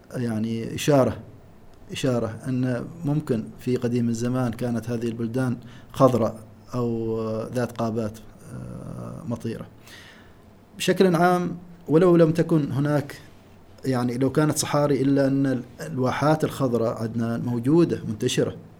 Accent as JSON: {"language": "Arabic", "country": "Oman", "said": "فصل الشتاء عندنا في عمان يبدا من شهر 12"}